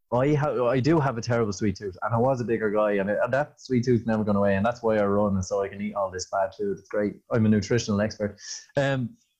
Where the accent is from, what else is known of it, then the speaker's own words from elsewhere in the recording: Ireland; We definitely lived up to the stereotype of being Irish